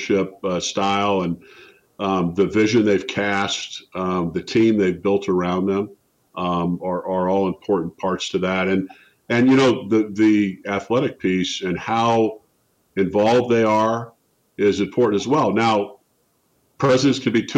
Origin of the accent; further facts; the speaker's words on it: Spokane, Washington, United States; moved away; my hometown of Spokane